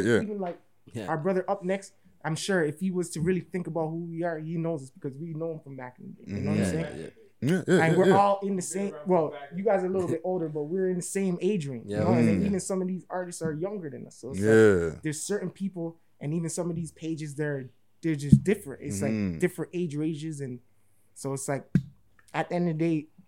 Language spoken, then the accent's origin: English; Toronto, Ontario, Canada; we're from Toronto